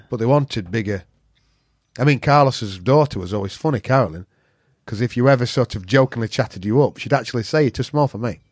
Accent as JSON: {"language": "English", "region": "Yorkshire and the Humber", "country": "United Kingdom", "said": "I'm a Yorkshireman"}